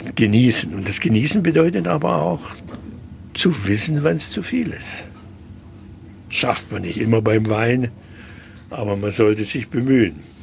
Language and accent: German; Schwäbisch Gmünd, Baden-Württemberg, Germany; now in Stuttgart, Germany; in Schwäbisch Gmünd, wo ich aufgewachsen bin